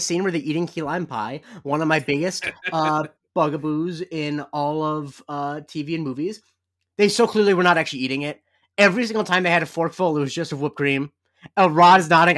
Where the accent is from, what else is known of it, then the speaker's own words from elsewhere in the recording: Florida, United States; I'm from Florida